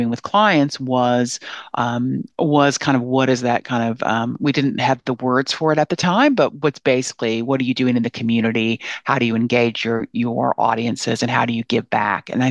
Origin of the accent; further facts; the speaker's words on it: Kansas City, Missouri, United States; now in Australia; I grew up in Kansas City, Missouri, so in the middle of America